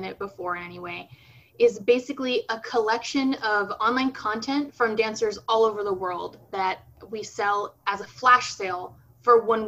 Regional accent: United States; growing up in the States, you know, very divorced from Brazilian culture and from a Brazilian community here

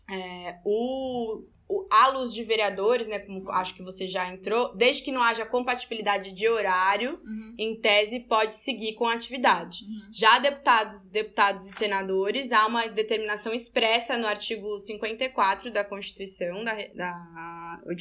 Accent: São Paulo, Brazil; also born or lived in Salvador; cresci em São Paulo, estou aqui na minha terra mãe de volta, a trabalho, mas muito feliz.

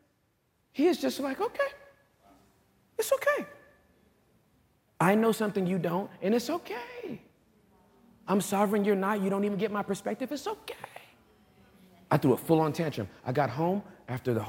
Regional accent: California, United States; I'm from California

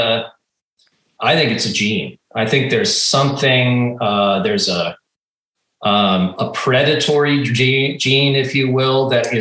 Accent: outside of Boston, Massachusetts, United States; I grew up outside of Boston in a very rural area

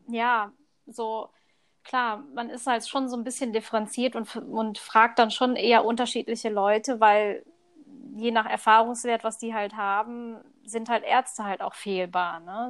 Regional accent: Thailand; moved away; Also ursprünglich komme ich aus Thailand

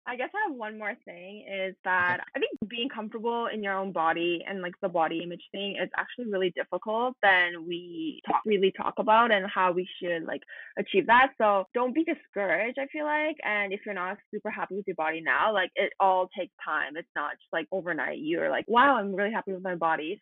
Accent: Canada; I grew up in Canada, like pretty much a whole life. I lived in Canada for 20 years.

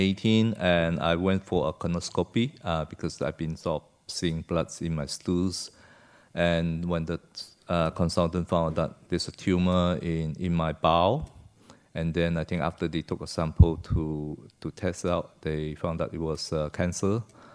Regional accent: Malaysia; Yeah, I came from Malaysia, was born there in the 60s, and my parents came from China, from a place called Santou, near Santou.

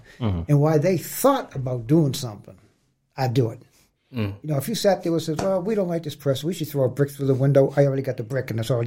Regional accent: Boston, Massachusetts, United States; I grew up in Boston.

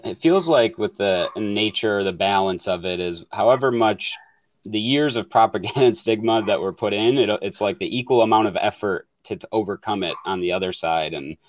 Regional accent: Michigan, United States; now in Oregon, United States; And I grew up in Michigan, so I'm out

